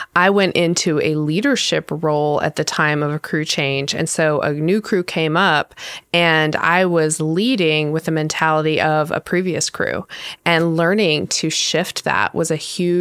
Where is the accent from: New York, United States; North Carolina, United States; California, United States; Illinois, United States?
North Carolina, United States; also born or lived in Michigan; I was born in Michigan. I spent summers there, and I actually grew up though in North Carolina for the most part